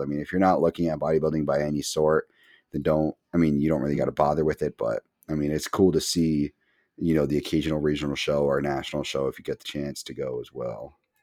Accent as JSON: {"language": "English", "region": "Massachusetts", "country": "United States", "said": "We're massholes through and through."}